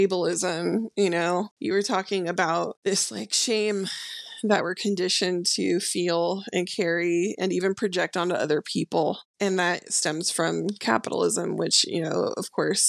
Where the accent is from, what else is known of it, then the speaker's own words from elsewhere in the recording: Bay Area, California, United States; I was born and raised in California and was a total, like, typical Bay Area, you know, they call us, like, crunchy granola type person